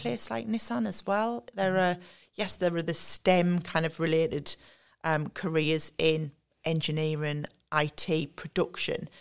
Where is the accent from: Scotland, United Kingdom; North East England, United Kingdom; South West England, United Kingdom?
North East England, United Kingdom; Sunderland; I'm from Sunderland. Um, the way I would describe myself is I'm very much a homebird. So, I've lived and worked in the North East all my life